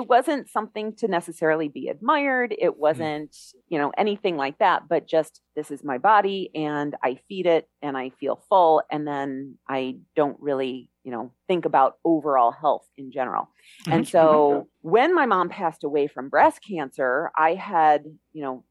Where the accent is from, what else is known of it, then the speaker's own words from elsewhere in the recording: Chicago, Illinois, United States; moved away as an adult; now in Mexico; I grew up in Chicago.